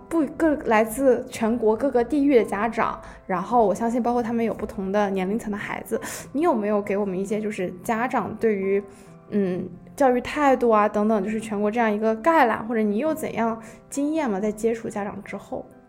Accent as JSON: {"language": "Chinese", "region": "Shanghai", "country": "China", "tie": "born or raised there", "moved": "as an adult", "lives_now": "Warwick, United Kingdom", "said": "我的初中是在上海的一所外国语学校，然后我的高中是一所英国的私校，在上海的分校"}